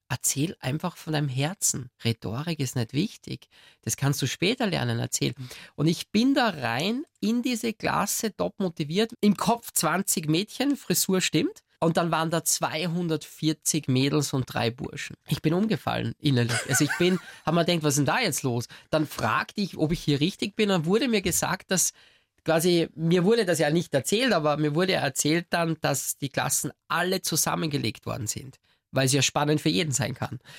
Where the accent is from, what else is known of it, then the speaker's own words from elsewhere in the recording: Austria; Bei uns in Österreich sagt man glätzeln, also man, man kratzte sich dann das auf.